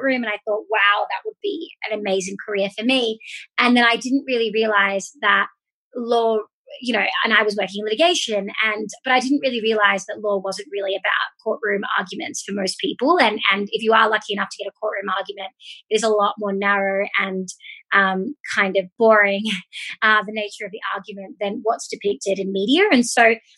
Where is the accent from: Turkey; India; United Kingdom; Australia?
Australia; moved away as an adult; also born or lived in United States; now in Mexico; I am originally from Australia, but moved to the States in 2015, did a master's in the States